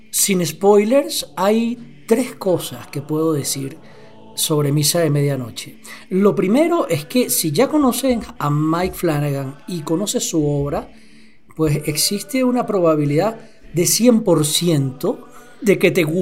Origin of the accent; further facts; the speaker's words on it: Bogotá, Colombia; Ah, yo debería abrir una cuenta profesional porque soy un rolo de loco y ya, ¿no?